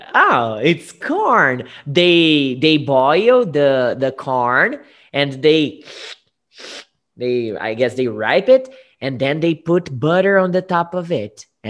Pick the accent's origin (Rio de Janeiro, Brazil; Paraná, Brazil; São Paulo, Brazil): São Paulo, Brazil; Guariba; I was born in Guariba.